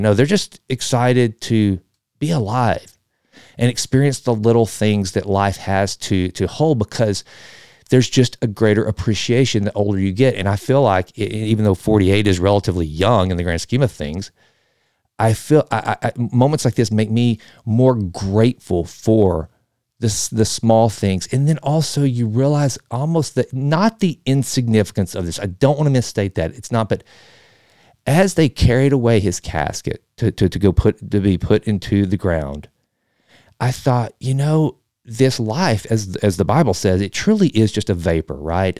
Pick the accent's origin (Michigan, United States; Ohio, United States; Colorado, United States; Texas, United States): Texas, United States; I'm from Texas